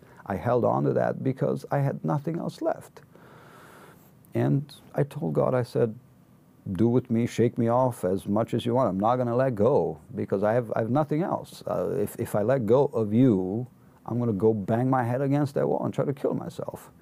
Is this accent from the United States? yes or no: no; Romania; now in United Kingdom; I hail from Romania